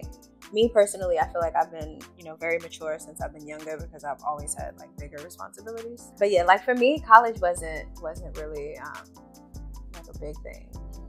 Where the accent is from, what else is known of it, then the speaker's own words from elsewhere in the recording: New York City, New York, United States; I grew up in a city, so I always feel like, well, I grew up in Brooklyn, let me be specific. No place better, home of the hard knocks, never ran, never will.